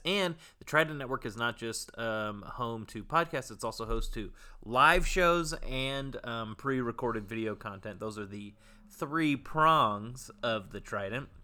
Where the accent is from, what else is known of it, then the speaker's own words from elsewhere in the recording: Bay Area, California, United States; a local Bay Area boy